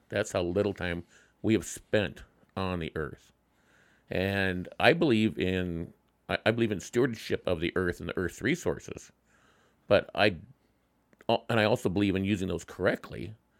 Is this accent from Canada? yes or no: no; Wyoming, United States; my home state